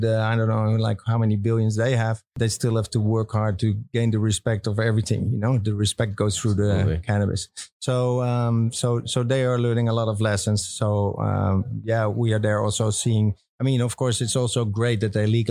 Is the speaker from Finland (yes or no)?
no; Amsterdam, North Holland, Netherlands; also born or lived in United States; I grew up in Amsterdam. I was actually born here around the corner of this place on this canal